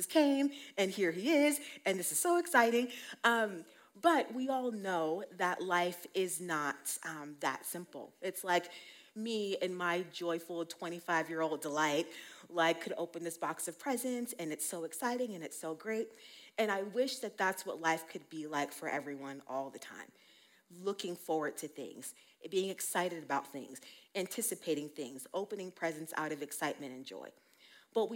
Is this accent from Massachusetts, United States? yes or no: no; Colorado, United States; also born or lived in Utah; I was born and raised here in Colorado